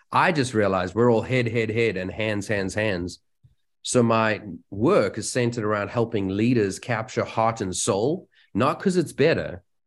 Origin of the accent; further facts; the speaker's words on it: South Africa; moved away; I come from South Africa